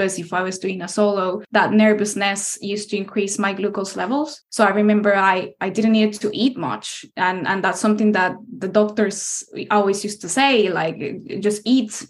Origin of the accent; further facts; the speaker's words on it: Costa Rica; moved away as an adult; now in United Kingdom; I was born in Costa Rica, which is a country in Central America